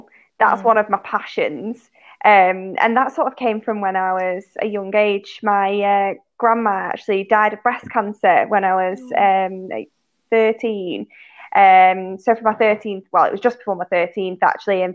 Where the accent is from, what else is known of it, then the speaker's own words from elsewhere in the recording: Manchester, North West England, United Kingdom; moved away as an adult; also born or lived in London; I'm actually from Manchester in the north, and I moved down to London in the south